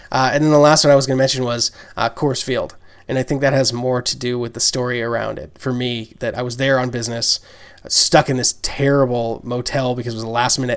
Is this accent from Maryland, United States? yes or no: no; Seattle, Washington, United States; I'm here to scout. I'm from Seattle.